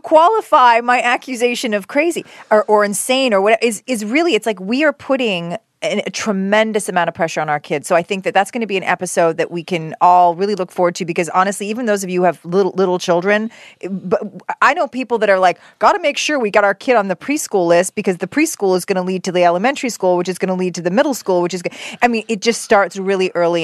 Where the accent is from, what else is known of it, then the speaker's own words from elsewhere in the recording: Canada; moved away as an adult; now in United States; as a Canadian